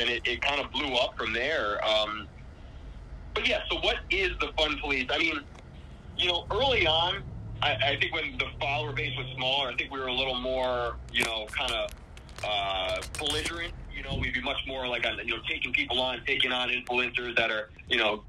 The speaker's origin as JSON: {"language": "English", "town": "Glens Falls", "region": "New York", "country": "United States", "tie": "born or raised there", "said": "I got born and raised in Glens Falls, right in the foothills of the Adirondacks"}